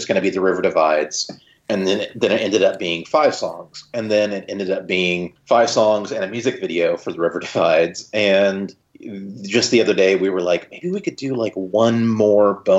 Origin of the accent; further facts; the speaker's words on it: Joplin, Missouri, United States; I shot it here in Joplin, in my hometown, Joplin, Missouri.